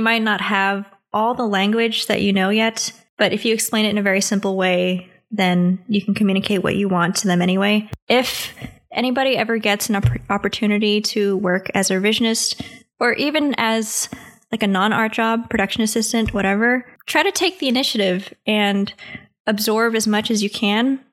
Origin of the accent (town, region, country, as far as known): United States